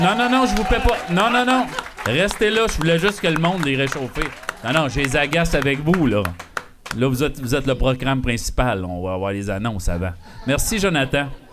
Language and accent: French; Val-d'Or, Quebec, Canada; also born or lived in Sullivan; de mes origines de Val d'Or